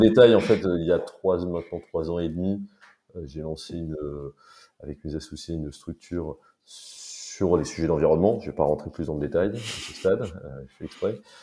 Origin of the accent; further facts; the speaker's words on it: Paris, Île-de-France, France; j'ai grandi et vécu à Paris toute ma vie